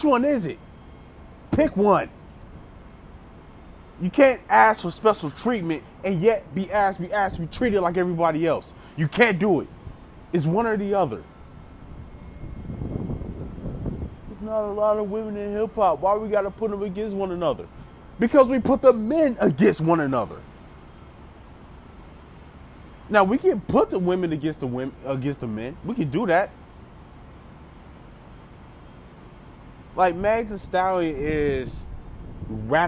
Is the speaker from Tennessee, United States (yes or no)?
yes; Memphis, Tennessee, United States; moved away; I grew up in Memphis as a child. Like, I spent some years, my childhood years in Memphis.